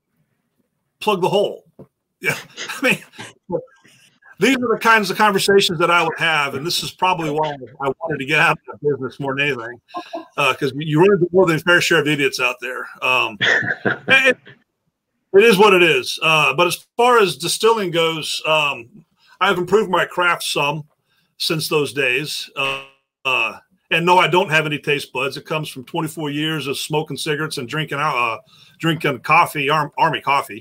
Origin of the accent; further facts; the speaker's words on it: Somerville, Texas, United States; I am from Somerville, Texas, and Somerville County is the moonshine capital of Texas